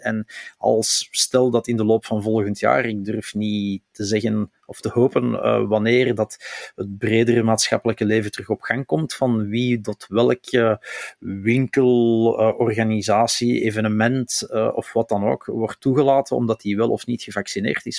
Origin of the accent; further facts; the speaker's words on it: Flemings, Flanders, Belgium; als Vlamingen